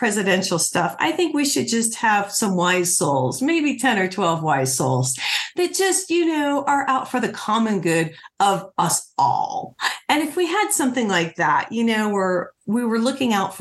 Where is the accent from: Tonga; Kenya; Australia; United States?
United States; Highland County, Ohio; I grew up in Highland County, so right off of US 50